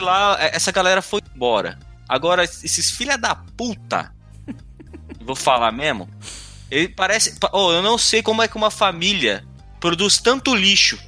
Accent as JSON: {"language": "Portuguese", "country": "Brazil", "said": "eu sou brasileiro"}